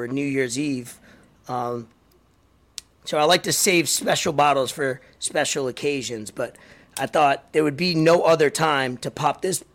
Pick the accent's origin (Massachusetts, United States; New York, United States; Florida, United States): New York, United States; New York City; I'm from New York, Staten Island